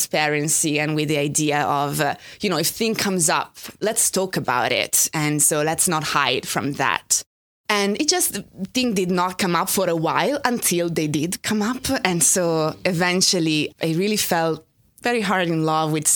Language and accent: English; Italy; English is a second language; moved away as an adult; now in New York, United States; I grew up in Italy. I only moved here 12 years ago.